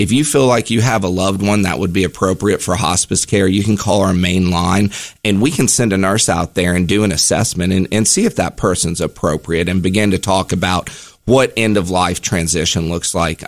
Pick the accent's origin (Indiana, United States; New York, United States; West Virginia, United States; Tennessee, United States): West Virginia, United States; Charleston; I'm from West Virginia. I'm, I'm actually from Charleston.